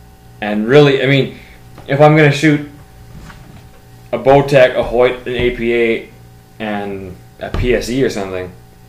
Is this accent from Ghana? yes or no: no; Canada; we are Canadian.